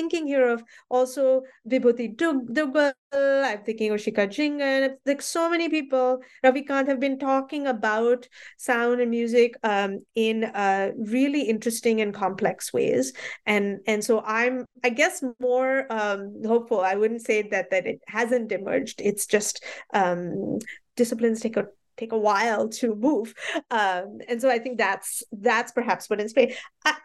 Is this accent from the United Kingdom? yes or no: no; Mumbai, Maharashtra, India; I grew up in Bombay, and the Bombay that I saw at that time, the Bombay that was becoming Mumbai, was very different